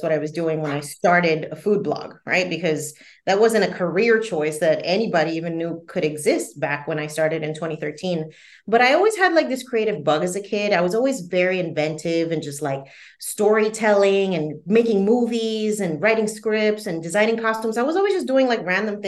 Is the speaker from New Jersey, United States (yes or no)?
yes; New Jersey, United States; I grew up in the Northeast, so New Jersey specifically